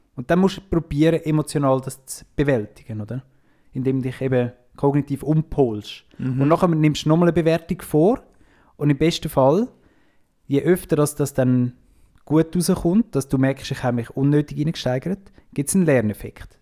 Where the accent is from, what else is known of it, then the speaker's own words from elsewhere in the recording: Switzerland; als Schweizer sind wir uns halt gewöhnt, dass immer alles rund läuft